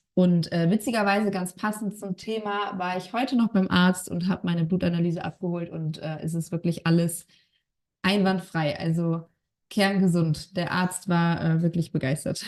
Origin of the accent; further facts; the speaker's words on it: Bonn, North Rhine-Westphalia, Germany; Ich komme aus Bonn.